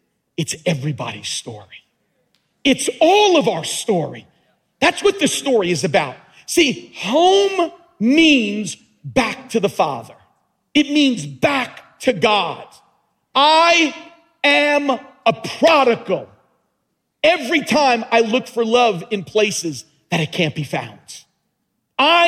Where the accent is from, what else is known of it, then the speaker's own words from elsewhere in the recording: Long Island, New York, United States; also born or lived in Brooklyn; we started living in Brooklyn, and then he moved the family to Long Island. And so I grew up in Long Island